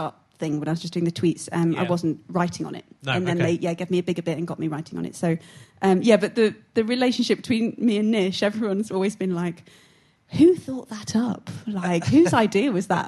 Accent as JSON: {"language": "English", "town": "Syston", "region": "East Midlands", "country": "United Kingdom", "tie": "born or raised there", "said": "I'm from Syston"}